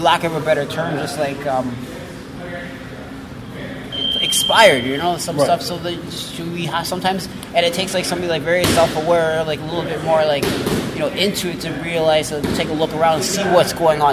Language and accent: English; Calgary, Alberta, Canada; now in Toronto, Canada; Born and raised in Calgary